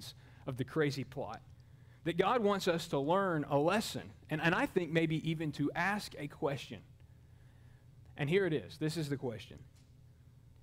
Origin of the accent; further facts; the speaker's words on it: Mobile, Alabama, United States; in downtown Mobile, Alabama, my hometown.